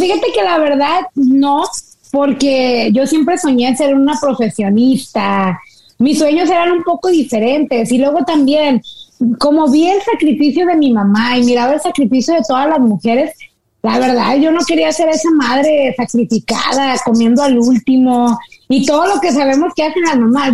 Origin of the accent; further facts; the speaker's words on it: Monterrey, Nuevo León, Mexico; yo soy del norte de México